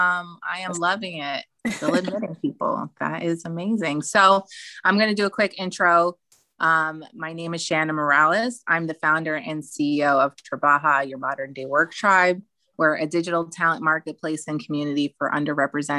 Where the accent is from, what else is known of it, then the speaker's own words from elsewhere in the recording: New Jersey, United States; I'm from Jersey